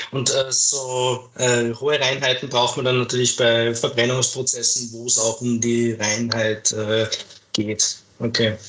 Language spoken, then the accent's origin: German; Austria; bei uns in Österreich